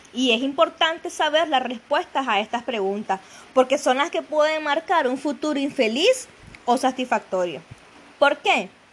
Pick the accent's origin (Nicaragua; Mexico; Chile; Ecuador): Nicaragua; le decimos acá en Nicaragua